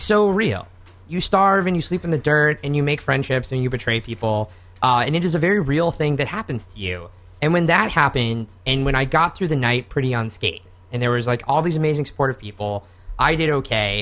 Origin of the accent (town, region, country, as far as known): Oklahoma, United States; born or raised there; moved away